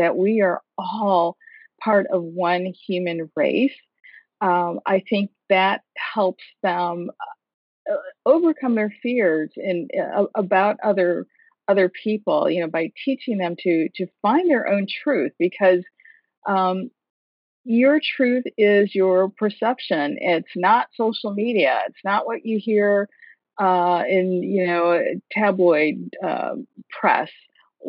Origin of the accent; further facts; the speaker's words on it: Michigan, United States; now in Washington, D.C., United States; Michigan, my home state